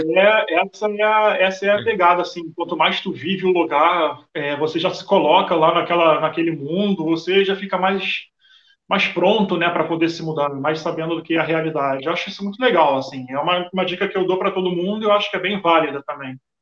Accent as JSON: {"language": "Portuguese", "region": "Rio de Janeiro", "country": "Brazil", "moved": "as an adult", "lives_now": "Portugal", "said": "eu sou carioca, vim para Portugal em 2018"}